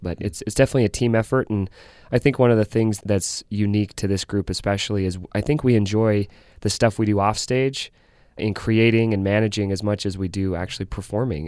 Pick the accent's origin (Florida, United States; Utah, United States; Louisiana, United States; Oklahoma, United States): Utah, United States; Centerville; I grew up in Davis County in Centerville, Utah